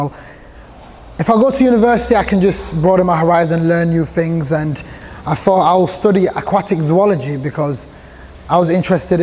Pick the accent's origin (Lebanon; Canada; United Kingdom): United Kingdom; Sheffield, Yorkshire and the Humber; English is a second language; also born or lived in Somalia; I was born in Somalia, came to Sheffield when I was 5 years old, grew up in Burngreave part of the city.